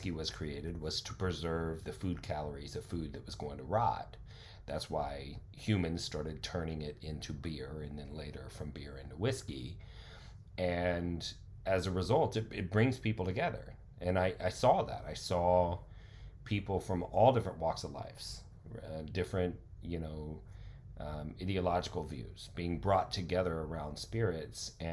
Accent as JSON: {"language": "English", "town": "Carrollton", "region": "Texas", "country": "United States", "tie": "born or raised there", "also_born_or_lived": "The Colony, Texas", "said": "I grew up in Carrollton in the colony"}